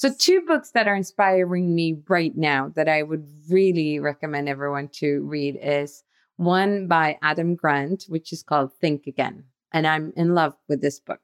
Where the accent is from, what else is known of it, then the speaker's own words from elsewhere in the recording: Sweden; we are from Sweden